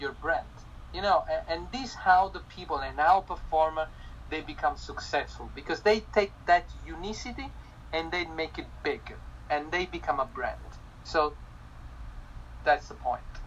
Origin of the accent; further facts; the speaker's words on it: Italy; accent: Italian; English is a second language; moved away; I'm Italian